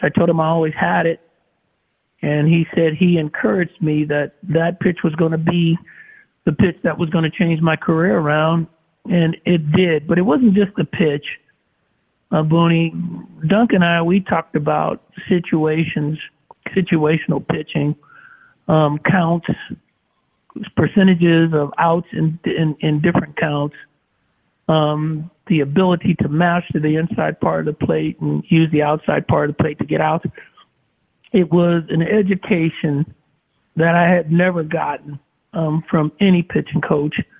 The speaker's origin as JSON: {"language": "English", "town": "Oakland", "region": "California", "country": "United States", "tie": "born or raised there", "said": "I grew up in the Bay Area"}